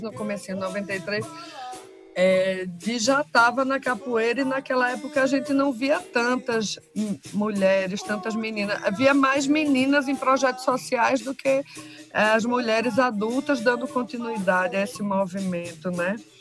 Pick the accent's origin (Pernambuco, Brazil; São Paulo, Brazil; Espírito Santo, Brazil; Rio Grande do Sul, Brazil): Pernambuco, Brazil; Recife; Eu sou do bairro da Várzea e aqui era muito forte na época, no ano 90